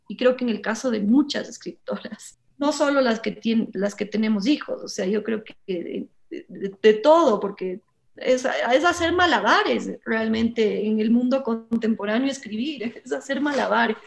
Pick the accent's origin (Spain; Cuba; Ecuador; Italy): Ecuador; moved away as an adult; salí del Ecuador joven, ¿no? A los 18 años y me quedé 17. Me quedé mucho tiempo afuera y después volví